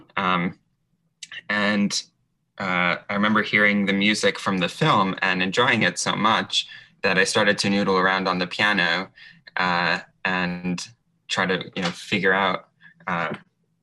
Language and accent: English; New York, United States; I grew up in the New York area and actually lived right next to Lincoln Center when I was a very little kid.